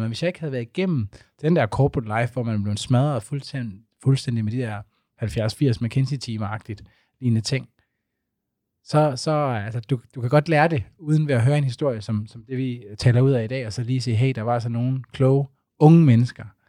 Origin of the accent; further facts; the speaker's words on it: Aarhus, Central Denmark Region, Denmark; jeg er fra Aarhus